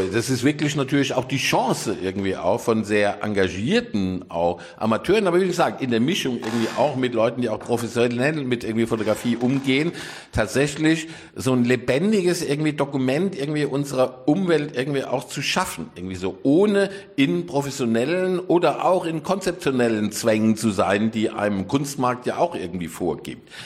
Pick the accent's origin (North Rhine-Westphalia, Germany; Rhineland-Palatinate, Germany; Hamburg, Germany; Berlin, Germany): Rhineland-Palatinate, Germany; now in Cologne, Germany; ich bin ja eigentlich Pfälzer